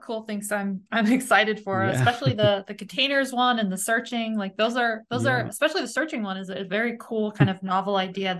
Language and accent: English; New England, United States; I hail from New England and we have lots of, yeah, we definitely have maple walnut.